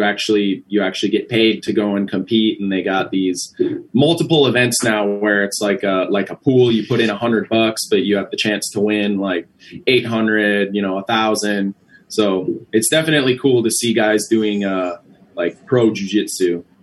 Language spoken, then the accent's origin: English; Ashland, Wisconsin, United States; Yep. I'm from Ashland, Wisconsin. It's way, way up north, right on the Bay of Lake Superior. It's a very cold place.